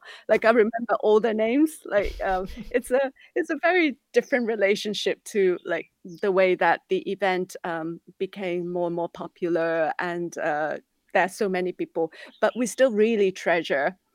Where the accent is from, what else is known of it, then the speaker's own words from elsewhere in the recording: Hong Kong; growing up in Hong Kong